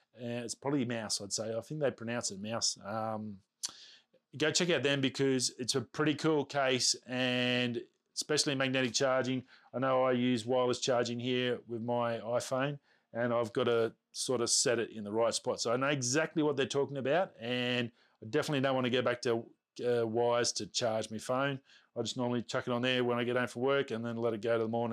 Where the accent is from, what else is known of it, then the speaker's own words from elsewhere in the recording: Australia; accent: Australian; Being an Australian, our accents, from what I understand, are very hard to understand